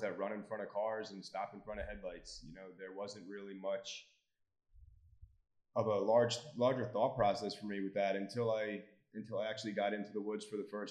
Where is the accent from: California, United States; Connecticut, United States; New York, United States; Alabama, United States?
New York, United States; New York City; moved away as an adult; now in Lancaster County, Pennsylvania, United States; So I'm originally from New York City. I moved to Jersey or moved to Pennsylvania about 7 years ago.